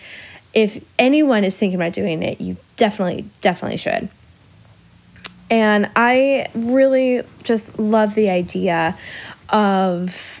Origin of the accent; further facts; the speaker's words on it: Illinois, United States; accent: Midwest; I'm from Illinois. My Midwest accent is going to pop out at times